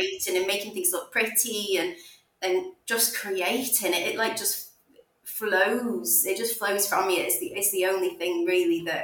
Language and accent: English; Stoke-on-Trent, West Midlands, United Kingdom; I am from the Midlands in a place called Stoke-on-Trent